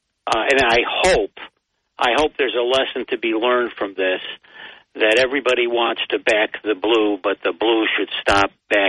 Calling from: Binghamton, New York, United States; from Binghamton.

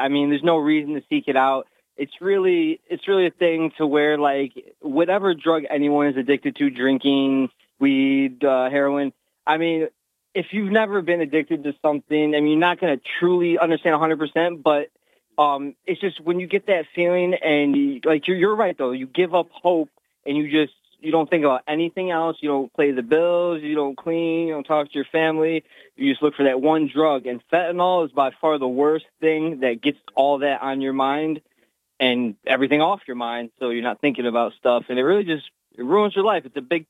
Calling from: Binghamton, New York, United States; I'm from Binghamton, New York.

